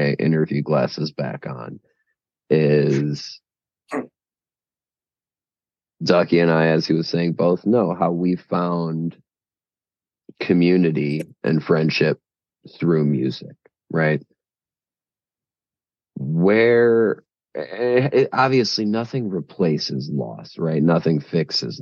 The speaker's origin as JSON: {"language": "English", "town": "Chicago", "region": "Illinois", "country": "United States", "said": "We are both from Chicago."}